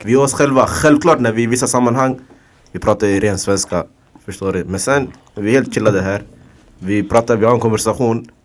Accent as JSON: {"language": "Swedish", "town": "Stockholm", "region": "Stockholm County", "country": "Sweden", "said": "jag jobbar i området jag kommer ifrån. Tensta, Hjulstaområdet."}